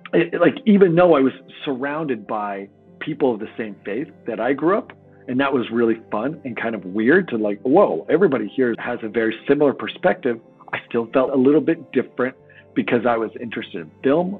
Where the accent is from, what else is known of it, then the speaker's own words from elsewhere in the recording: Oregon, United States; I grew up in Oregon